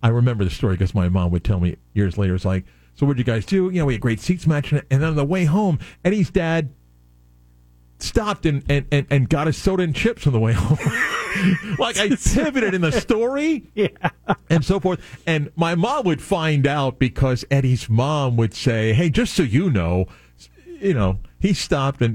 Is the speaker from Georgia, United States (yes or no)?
no; South Florida, United States; also born or lived in New York; So I grew up in South Florida, born in New York, grew up in South Florida